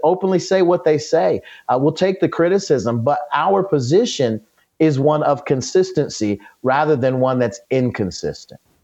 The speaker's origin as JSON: {"language": "English", "country": "United States", "said": "all of us as Americans, as American citizens"}